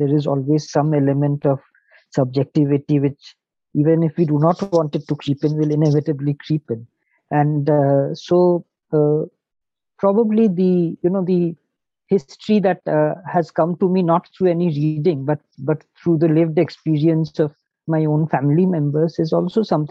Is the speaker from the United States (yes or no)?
no; Shillong, Meghalaya, India; I'm from Shillong